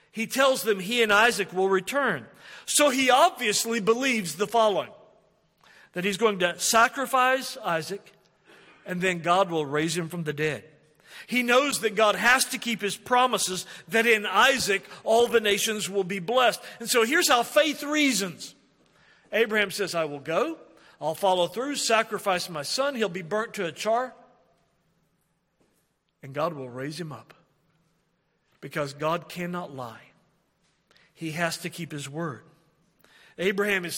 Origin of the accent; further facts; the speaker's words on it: Oklahoma, United States; We're from Oklahoma